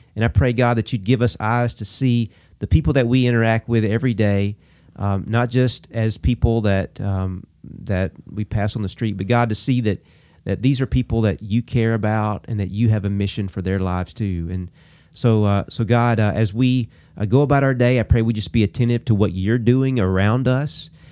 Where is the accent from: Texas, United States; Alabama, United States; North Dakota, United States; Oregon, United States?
Alabama, United States; Abbeville; also born or lived in Auburn, Alabama; my hometown of Abbeville